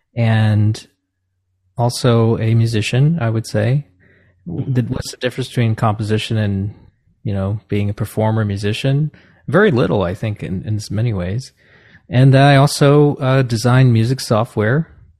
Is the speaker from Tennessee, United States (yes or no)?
no; New Jersey, United States; where I grew up in New Jersey